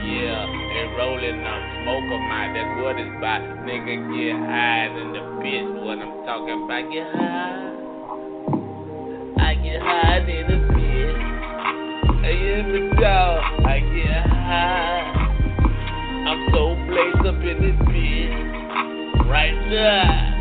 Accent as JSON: {"language": "English", "region": "Florida", "country": "United States", "said": "Death Row, my nigga, I'm from Palm Beach County, nigga."}